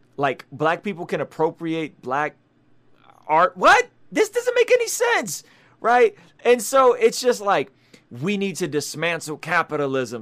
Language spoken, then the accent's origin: English; San Diego, California, United States; also born or lived in Baku, Azerbaijan; a unique view as an immigrant refugee who grew up in San Diego